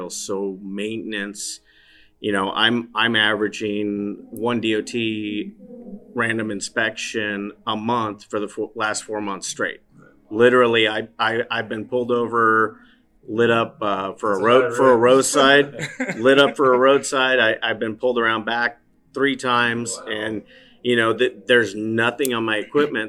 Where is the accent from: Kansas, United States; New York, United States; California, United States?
California, United States; Southern; born and raised in Southern California, the birthplace of hot rodding